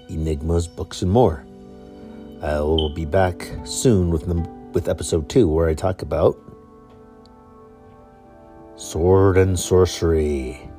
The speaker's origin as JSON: {"language": "English", "town": "San Francisco", "region": "California", "country": "United States", "also_born_or_lived": "New England", "moved": "as an adult", "lives_now": "Provo, United States", "said": "I am originally from San Francisco, California. I have lived in New England from 2004 through June of 2009. Moved back to California for about a month."}